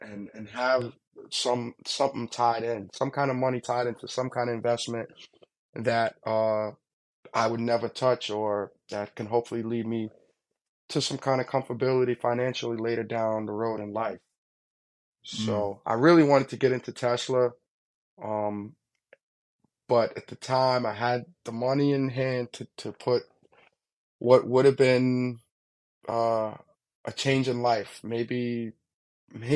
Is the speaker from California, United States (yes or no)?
no; Hempstead, New York, United States; I grew up in Long Island. Hempstead, Long Island, to be exact